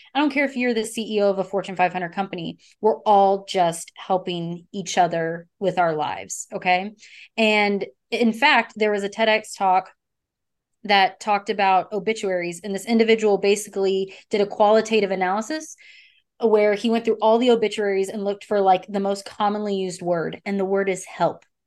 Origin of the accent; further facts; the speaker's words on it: Texas, United States; I'm from Texas